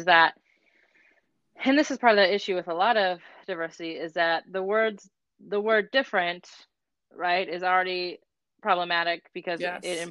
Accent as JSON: {"language": "English", "town": "Aurora", "region": "Colorado", "country": "United States", "tie": "born or raised there", "said": "growing up in Aurora, Colorado"}